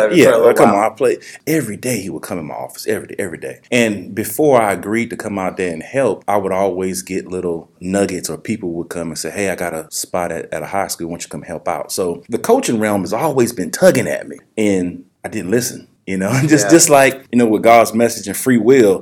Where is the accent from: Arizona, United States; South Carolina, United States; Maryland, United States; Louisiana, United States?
Louisiana, United States; New Orleans; also born or lived in Auburn, Alabama; now in Mississippi, United States; I'm originally from New Orleans